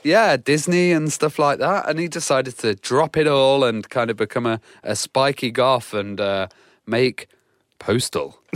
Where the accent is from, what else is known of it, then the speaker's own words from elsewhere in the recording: United Kingdom; as a British uh, guy